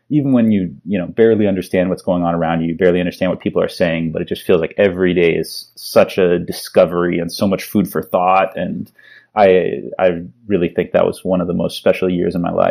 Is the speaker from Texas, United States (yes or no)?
no; Palo Alto, California, United States; So I I grew up mostly in the Bay Area. I grew up in Palo Alto and went to school at Stanford, so I had a lot of you know California connections behind me.